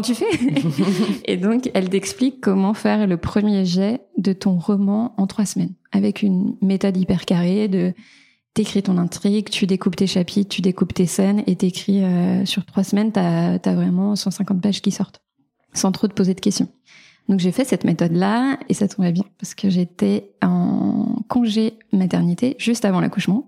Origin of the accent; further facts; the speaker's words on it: small village near Beaujolais, Auvergne-Rhône-Alpes, France; moved away as an adult; also born or lived in Paris; now in Nantes, France; moi je viens d'un petit village euh, près du Beaujolais. J'ai grandi dans une famille d'agriculteurs